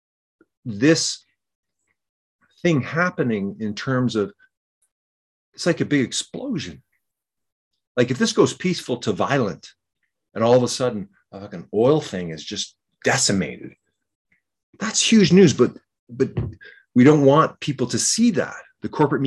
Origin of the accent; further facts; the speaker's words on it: Canada; I'm a Canadian